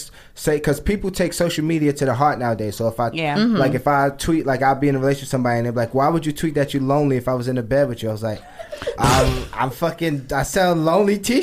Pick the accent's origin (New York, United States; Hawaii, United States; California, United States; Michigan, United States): New York, United States; New York City; I'm from Brooklyn